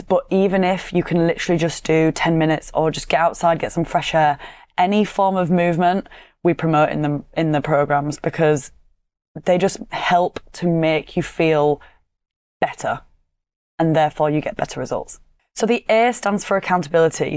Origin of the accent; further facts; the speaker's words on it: Yorkshire and the Humber, United Kingdom; accent: Yorkshire; my monotone Yorkshire accent